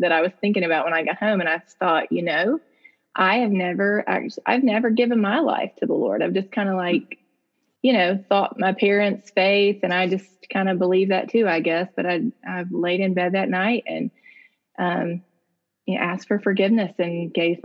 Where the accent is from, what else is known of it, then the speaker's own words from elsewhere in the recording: Jackson, Mississippi, United States; I'm in Jackson, Mississippi. Born and raised here, still live here